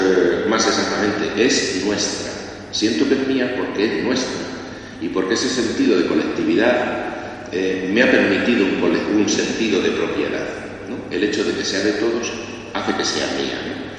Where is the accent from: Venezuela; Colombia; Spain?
Spain; Villarrobledo, Castilla-La Mancha; moved away; also born or lived in Tobarra; soy de Villarrobledo